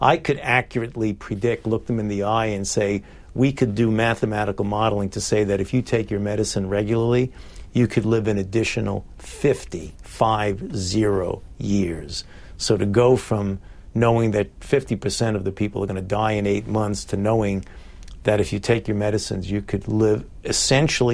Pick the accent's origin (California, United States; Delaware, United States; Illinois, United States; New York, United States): New York, United States; New York City; I was born and raised in Brooklyn, New York, in the Bensonhurst